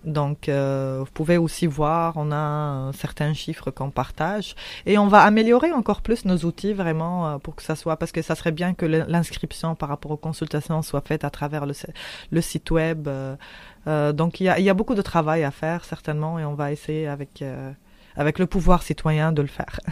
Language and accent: French; Tunisia; now in Quebec, Canada; je suis tunisienne et mhm. euh, je viens de la révolution tunisienne